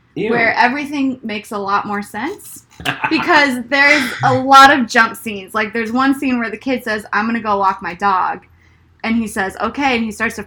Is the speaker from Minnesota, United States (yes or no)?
yes; Minnesota, United States; I'm from Minnesota